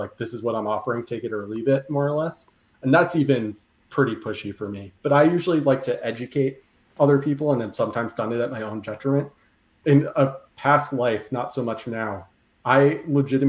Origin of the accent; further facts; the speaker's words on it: New York, United States; I'm a New Yorker